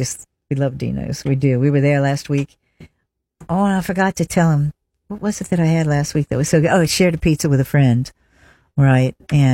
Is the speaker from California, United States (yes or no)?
no; Pennsylvania, United States; You know, because that's my home state, so I gotta pull for the Eagles.